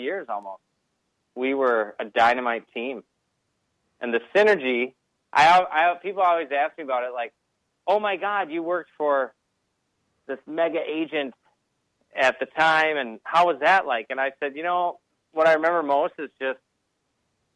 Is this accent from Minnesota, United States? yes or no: yes; Minnesota, United States; moved away; I'm from Minnesota